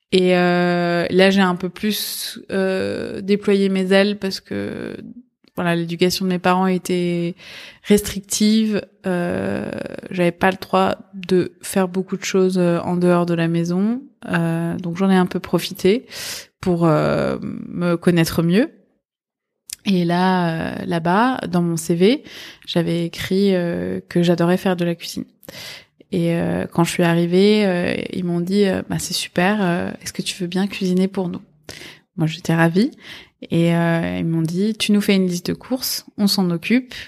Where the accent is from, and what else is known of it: Paris, Île-de-France, France; born or raised there; first language Persian; French is a second language; also born or lived in Iran